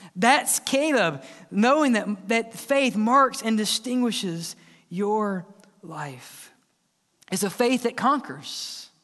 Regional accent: Mississippi, United States; growing up in Mississippi

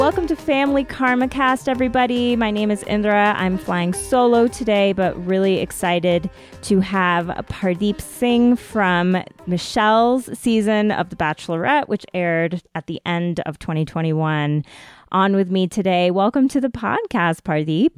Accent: Ithaca, New York, United States; I was born in, um, Ithaca, New York, so I know upstate New York well

